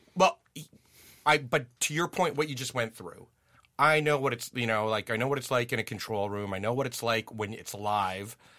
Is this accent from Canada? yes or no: yes; Ottawa, Ontario, Canada; also born or lived in Germany; I'm from Ottawa. I'm from Riverside Park